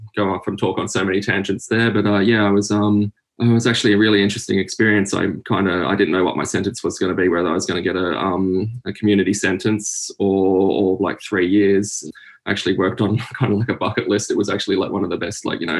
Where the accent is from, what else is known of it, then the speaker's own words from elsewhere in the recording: Sydney, New South Wales, Australia; moved away as an adult; now in Newcastle, Australia; I'm from Sydney, Australia. I currently live in Newcastle